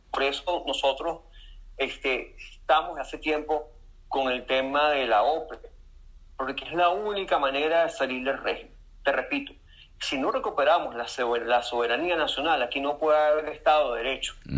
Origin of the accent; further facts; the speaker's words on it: Venezuela; yo como venezolano, como abogado y como militante de 20 de Venezuela